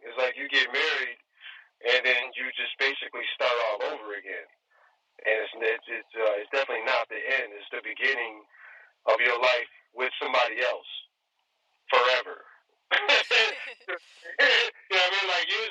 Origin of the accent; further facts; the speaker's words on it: New York, United States; moved away; I'm originally from New York, so I tend to favor East Coast style rhyme schemes